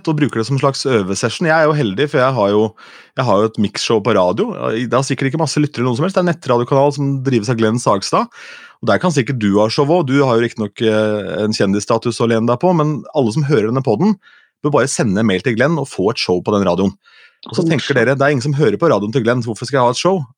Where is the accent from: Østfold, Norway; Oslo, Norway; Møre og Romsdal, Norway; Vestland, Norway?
Østfold, Norway; Askim; men jeg er fra Askim, og i Askim i Indre Østfold